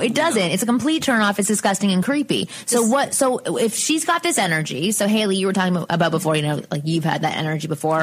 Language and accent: English; Canada; I'm from Canada